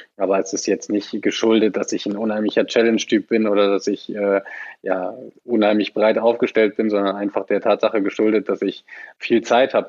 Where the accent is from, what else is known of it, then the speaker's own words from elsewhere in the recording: the West, western Germany, Germany; Ich bin voll ein Kind des Westens habe mein ganzes Leben lang hier gespielt